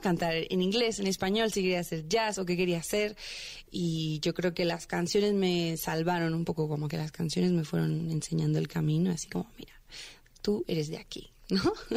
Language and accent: Spanish; Veracruz, Mexico; moved away as an adult; now in Mexico City, Mexico; Llevo seis años en la Ciudad de México. Yo soy de Veracruz